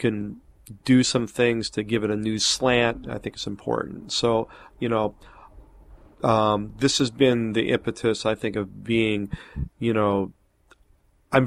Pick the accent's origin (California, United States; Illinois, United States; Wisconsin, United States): Wisconsin, United States; Milwaukee; moved away; my hometown in Milwaukee